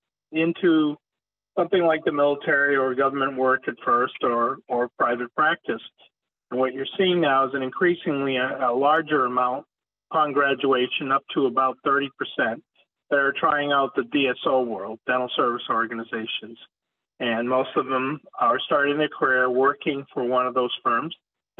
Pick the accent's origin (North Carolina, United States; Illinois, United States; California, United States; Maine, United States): Maine, United States; southern; moved away as an adult; also born or lived in Florida; I had started a scratch practice in my hometown in southern Maine.